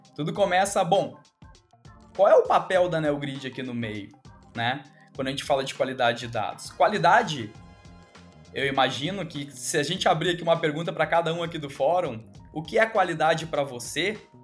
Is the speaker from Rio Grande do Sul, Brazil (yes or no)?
yes; Rio Grande do Sul, Brazil; eu sou gaúcho